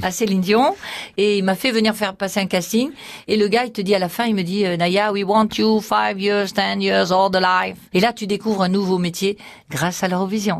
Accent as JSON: {"language": "French", "town": "Perpignan", "region": "Occitania", "country": "France", "said": "je viens de Perpignan, je suis catalane"}